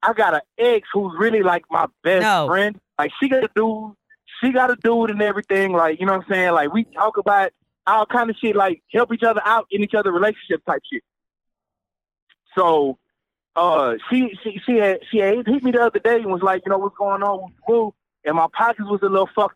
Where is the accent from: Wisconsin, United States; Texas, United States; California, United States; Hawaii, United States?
Texas, United States; San Antonio; I'm from San Antonio